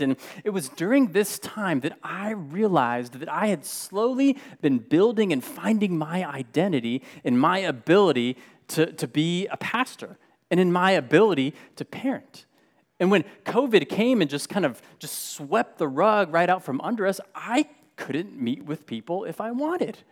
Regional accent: United States; being Mexican American, being born and raised here in the U S

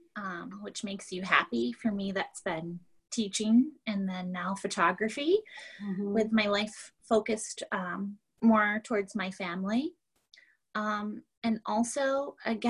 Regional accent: Grand Rapids, Michigan, United States; moved away; I went back to my hometown

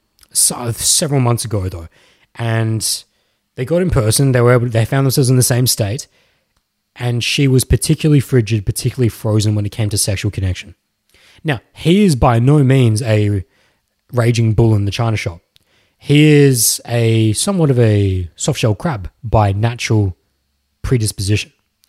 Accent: Melbourne, Victoria, Australia; born there; I'm not even from Melbourne, but I was born there.

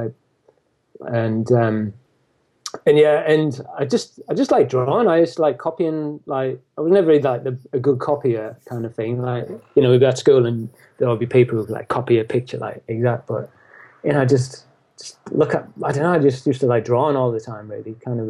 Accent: County Durham, North East England, United Kingdom; now in Shrewsbury, United Kingdom; I'm originally from County Durham, which is in the northeast.

